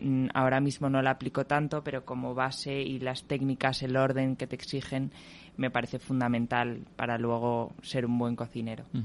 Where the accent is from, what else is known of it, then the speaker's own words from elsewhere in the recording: Madrid, Community of Madrid, Spain; yo nací y estudié en Madrid